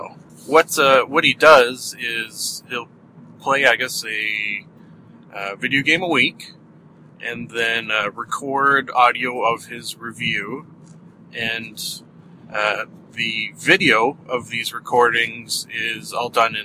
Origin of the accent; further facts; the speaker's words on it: Canada; accent: Canadian; someone like myself talk with a Canadian accent